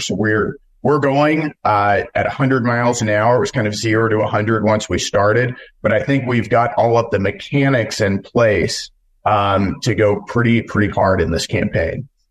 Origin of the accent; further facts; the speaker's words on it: West Texas, United States; I grew up in West Texas on a cattle ranch